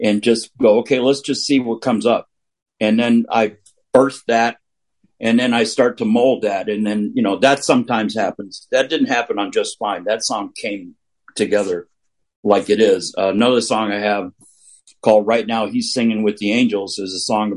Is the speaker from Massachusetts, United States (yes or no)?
no; Southern California, United States; Growing up in Southern California